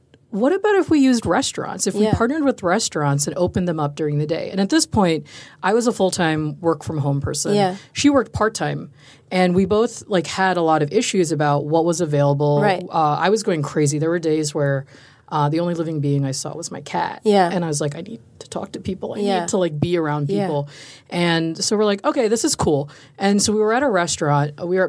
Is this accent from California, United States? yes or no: no; New York, United States; also born or lived in Chicago; now in Austin, United States; Because I'm like from Chicago, was born and raised in New York. Yeah. So it's like very big cities.